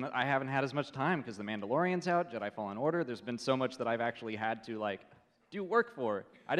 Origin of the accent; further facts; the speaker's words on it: Atlanta, Georgia, United States; Atlanta, my hometown